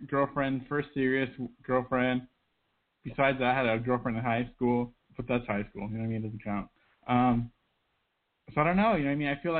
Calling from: Albuquerque, New Mexico, United States; I'm calling from Abu Crazy, New Mexico.

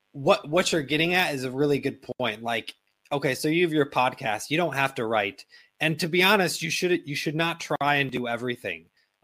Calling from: Bangkok, Thailand; I mean, for example, I'm calling in from Bangkok, and my wife and I today, we just were at a meeting with a lawyer to get started on my wife's green card process.

